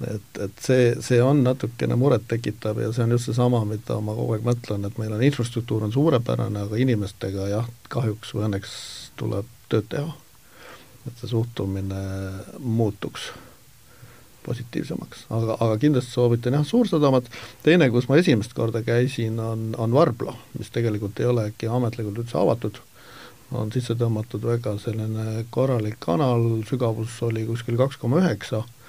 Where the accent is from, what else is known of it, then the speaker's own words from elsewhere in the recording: Estonia; ma olen eestlane